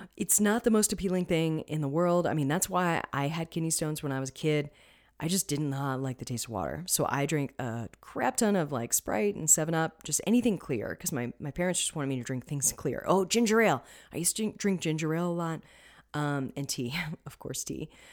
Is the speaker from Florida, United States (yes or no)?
yes; Florida, United States; I'm from Florida. We had plenty of citrus.